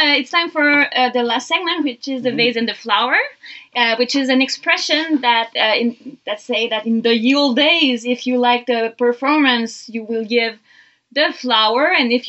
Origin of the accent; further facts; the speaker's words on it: Canada; English is a second language; I'm born Canadian